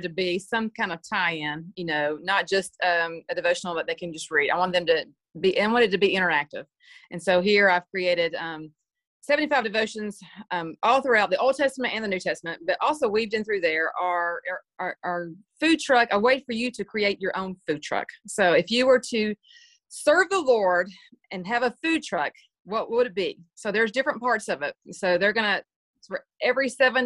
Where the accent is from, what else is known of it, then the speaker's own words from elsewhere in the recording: Georgia, United States; I'm from Georgia